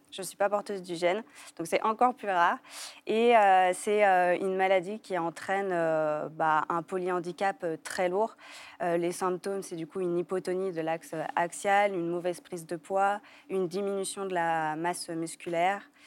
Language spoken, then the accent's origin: French; Lyon, Auvergne-Rhône-Alpes, France; moved away as an adult; also born or lived in Paris; now in Lyon, France; retourner à Lyon, parce qu'on est lyonnais de base